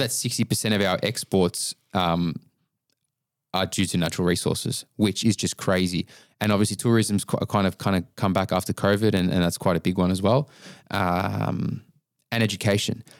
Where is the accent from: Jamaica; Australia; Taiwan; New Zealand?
Australia; Melbourne, Victoria